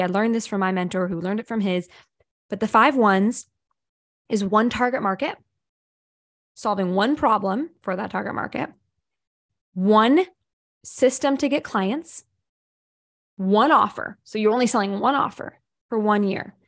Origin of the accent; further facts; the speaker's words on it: Ohio, United States; I'm from Ohio. I'm from middle America